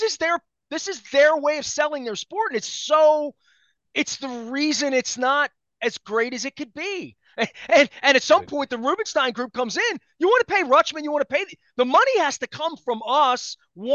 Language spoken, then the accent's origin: English; Baltimore, Maryland, United States; I'm from Baltimore